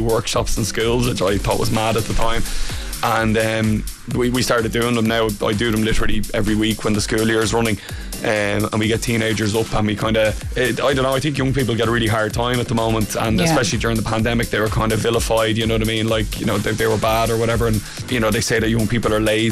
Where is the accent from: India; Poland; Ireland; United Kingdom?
Ireland; Wicklow, Leinster; I grew up in Wicklow